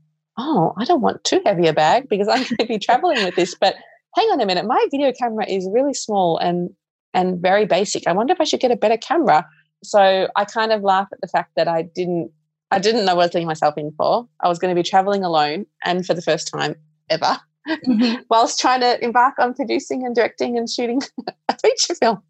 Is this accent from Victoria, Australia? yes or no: yes; Melbourne, Victoria, Australia; when I was 11, growing up in Melbourne